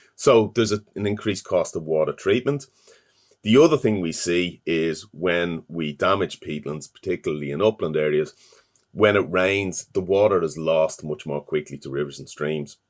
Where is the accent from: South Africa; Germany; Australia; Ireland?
Ireland; Dublin, Leinster; I'm from Dublin